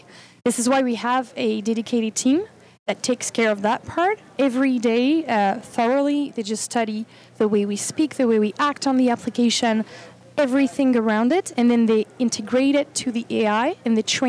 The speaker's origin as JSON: {"language": "English", "country": "France", "said": "From France."}